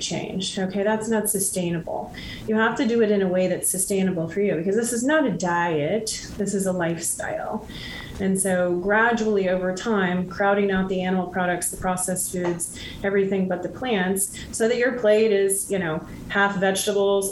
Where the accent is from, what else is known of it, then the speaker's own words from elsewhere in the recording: Midwest, United States; And so I grew up in the Midwest and on a farm of sorts